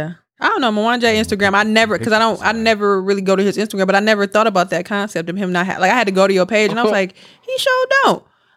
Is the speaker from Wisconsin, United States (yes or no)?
yes; Milwaukee, Wisconsin, United States; moved away; I'm from Milwaukee.